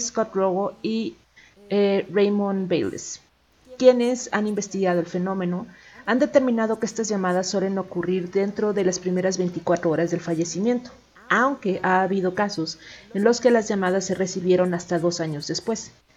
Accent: Chilango, Mexico City, Mexico; aquí como chilangos

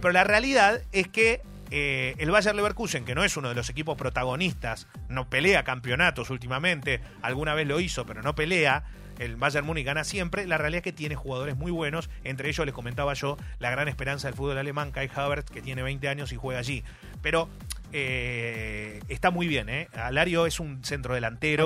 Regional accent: Argentina; nuestro país

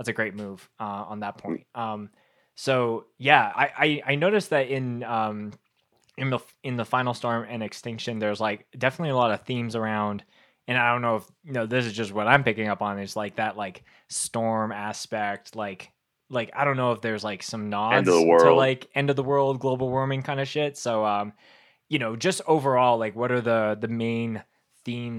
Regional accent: Winnipeg, Manitoba, Canada; growing up in Winnipeg, which is like the center of Canada, like in the prairies

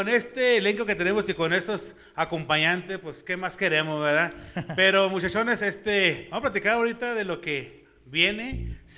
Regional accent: Ensenada, Baja California, Mexico; Yo soy originario de Ensenada, Baja California.

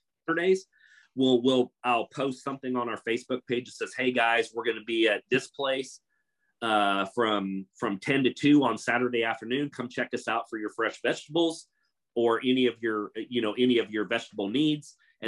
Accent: Kansas, United States; growing up in Kansas, they think it's like 100 acres of wheat and corn and cattle and stuff.

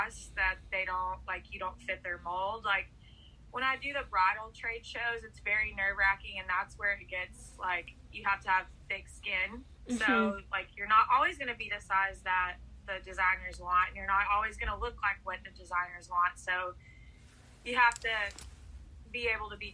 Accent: Brownsboro, Texas, United States; moved away as an adult; also born or lived in Dallas, Texas; now in Nashville, United States; I'm originally from a 2-stoplight town in Texas, in East Texas. It's called Brownsboro

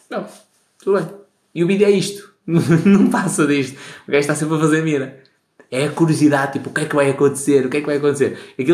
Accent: Baltar, Porto District, Portugal; Sou de Baltar, grande terra. Quem vai a Baltar, arranja mulher para casar.

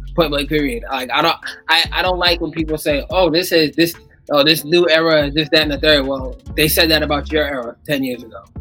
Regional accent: New York, United States; I'm from New York

